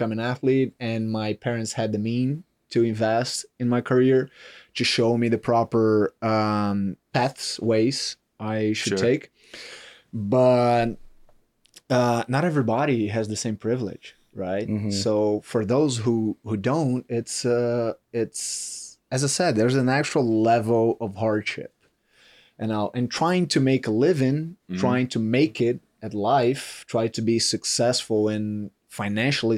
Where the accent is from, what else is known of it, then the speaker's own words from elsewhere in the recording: Brazil; moved away as an adult; now in United States; I grew up in Brazil. Yeah. I left Brazil. I moved here. I was 24, 25.